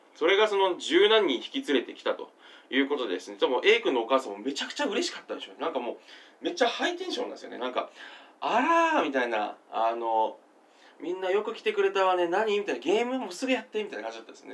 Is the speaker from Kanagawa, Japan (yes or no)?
no; Kawaguchi, Saitama, Japan; 私、あの、小学校時代って、結構ですね、あの、埼玉県の、あの、川口市ってですね、あの、なんていうんですかね、ニューヨークにおけるブロンクスみたいな、 あの、ちょっとですね、こう、若干下町チックな、あの、若干ですね、こう、中学とか荒れてる感じのですね、地域、あの、ヒップホップな地域出身なんですね、私